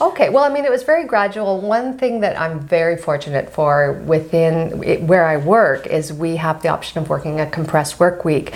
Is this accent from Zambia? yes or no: no; Ottawa, Ontario, Canada; now in Montreal, Canada; I'm born and raised in Ottawa